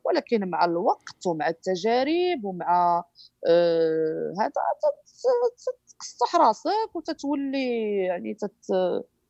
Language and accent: Arabic; Morocco; أنا مغربية